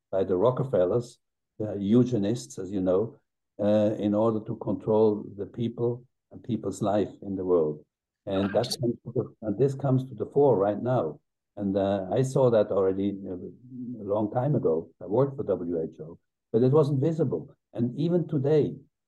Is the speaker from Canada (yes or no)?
no; Switzerland; my home country